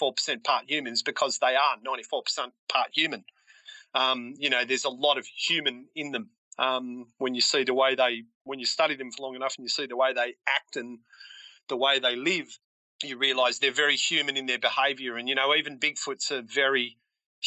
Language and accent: English; Australia; I'm Australian